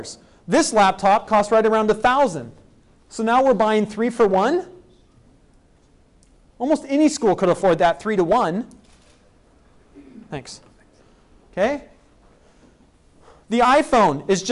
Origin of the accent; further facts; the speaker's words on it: Spokane, Washington, United States; my hometown of Spokane, Washington